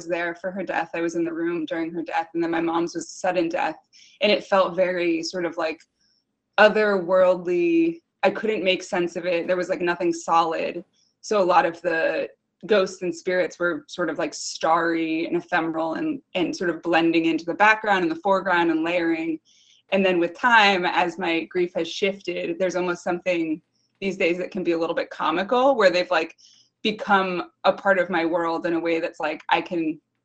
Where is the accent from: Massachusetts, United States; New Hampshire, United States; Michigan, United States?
Massachusetts, United States; Southwick; now in Connecticut, United States; I grew up in Southwick, Massachusetts